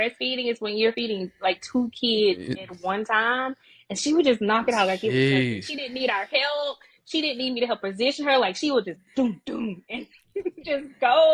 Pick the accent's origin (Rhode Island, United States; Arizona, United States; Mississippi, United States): Mississippi, United States; Natchez; moved away; Mississippi. Small town Mississippi. Natchez.